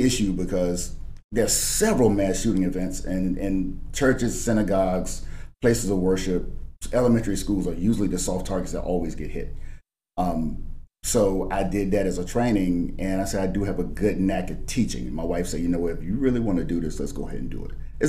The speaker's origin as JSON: {"language": "English", "town": "Fort Bragg", "region": "North Carolina", "country": "United States", "tie": "born or raised there", "also_born_or_lived": "Virginia", "said": "Yes, I spent, my dad was Army, so I'm an Army brat. So I grew up on Fort Bragg the majority of my life."}